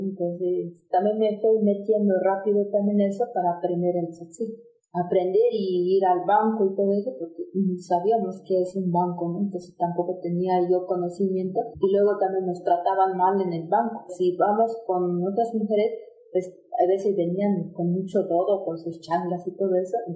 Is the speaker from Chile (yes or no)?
no; Tenejapa, Chiapas, Mexico; yo soy de Xixintonic, municipio de Tenejapa